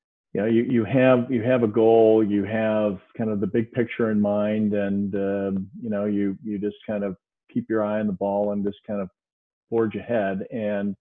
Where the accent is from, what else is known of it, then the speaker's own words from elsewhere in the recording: Cleveland, Ohio, United States; I reside near Cleveland, Ohio, which is my hometown